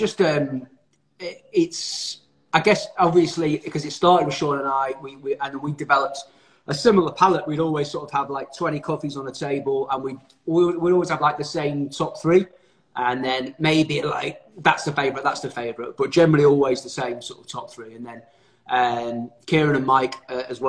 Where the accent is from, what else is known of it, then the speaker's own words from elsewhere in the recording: Manchester, North West England, United Kingdom; I'm from Manchester, I'm Mancunian